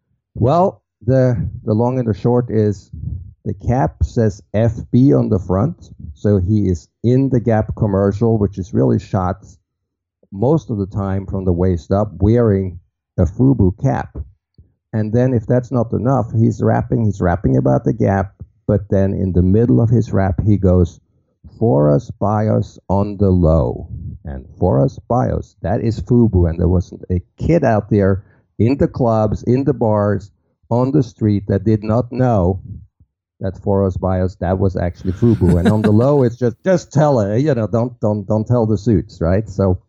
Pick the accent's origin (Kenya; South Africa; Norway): Norway; now in New York City, United States; Most people think it's from Brooklyn since I, you know, work in New York City. I'm actually from Norway.